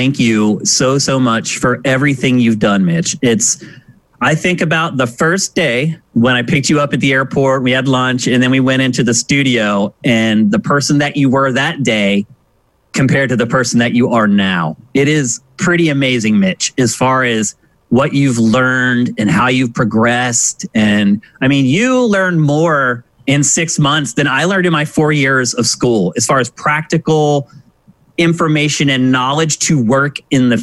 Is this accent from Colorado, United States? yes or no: no; Pennsylvania, United States; moved away as an adult; also born or lived in San Francisco; now in Los Angeles, United States; I'm from Pennsylvania